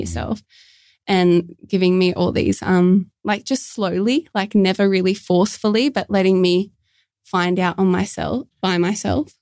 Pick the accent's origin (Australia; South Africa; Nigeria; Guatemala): Australia; Port Kembla, New South Wales; I'm from Port Kembla, which is just a little bit south of Wollongong